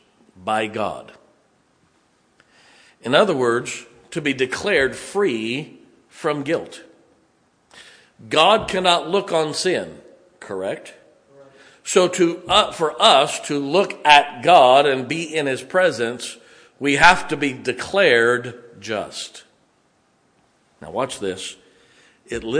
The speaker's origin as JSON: {"language": "English", "country": "United States", "said": "we as American citizens"}